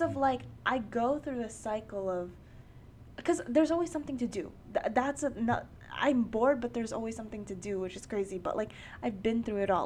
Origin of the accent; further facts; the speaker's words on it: New York City, New York, United States; also born or lived in Bronx, New York; I am born and raised in New York um, in Queens